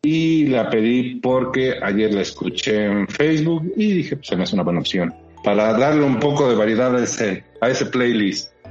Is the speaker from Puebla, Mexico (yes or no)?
yes; Puebla, Mexico; como poblano